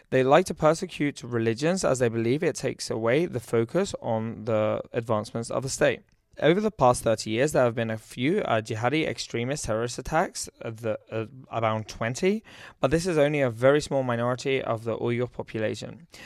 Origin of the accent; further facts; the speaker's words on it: United Kingdom; moved away as an adult; also born or lived in Shenzhen, China; I'm from the United Kingdom.